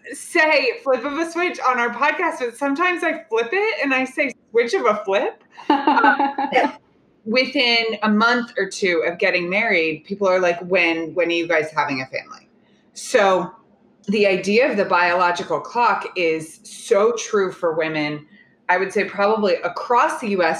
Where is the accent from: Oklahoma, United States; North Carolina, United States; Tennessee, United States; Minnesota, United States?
Oklahoma, United States; moved away; I'm from Oklahoma